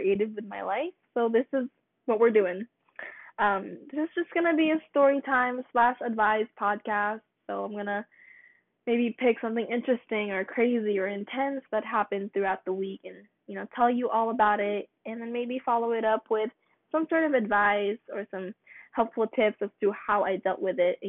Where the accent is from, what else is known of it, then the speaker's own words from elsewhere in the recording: Philippines; now in United States; I'm Filipino. I was born in the Philippines and I moved to America with my family about 9 years ago.